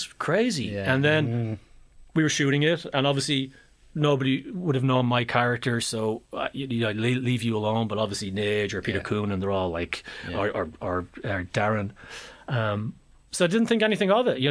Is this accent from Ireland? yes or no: yes; Ireland; moved away as an adult; also born or lived in London; I'm Irish